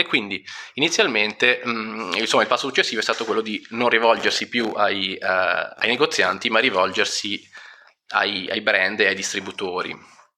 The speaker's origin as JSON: {"language": "Italian", "town": "Milan", "region": "Lombardy", "country": "Italy", "said": "sono di Milano"}